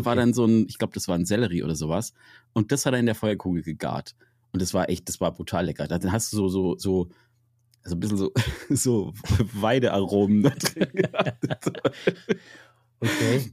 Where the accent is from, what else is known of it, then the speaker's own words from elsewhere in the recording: Münster, North Rhine-Westphalia, Germany; in der Region, wo ich herkomme, in Münster